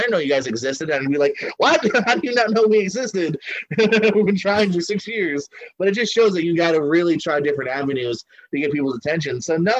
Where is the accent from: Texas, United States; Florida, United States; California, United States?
Florida, United States; also born or lived in Bristol, Connecticut; Florida here, man. Yeah. Okay. We moved. Bristol, Connecticut is where I was born.